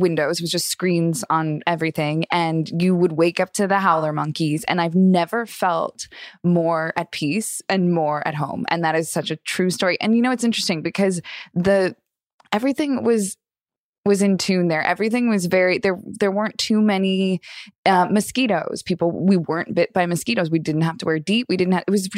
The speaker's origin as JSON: {"language": "English", "town": "Long Beach", "region": "California", "country": "United States", "said": "I'm from Long Beach, California"}